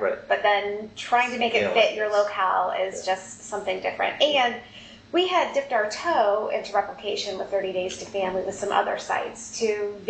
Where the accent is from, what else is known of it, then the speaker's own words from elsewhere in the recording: Ohio, United States; now in St. Louis, United States; I'm also from Ohio.